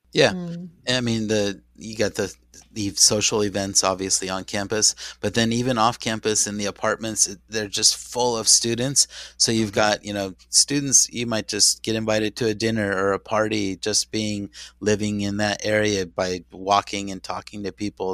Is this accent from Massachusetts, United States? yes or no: no; San Diego, California, United States; I was raised in San Diego as a baseball Padre fan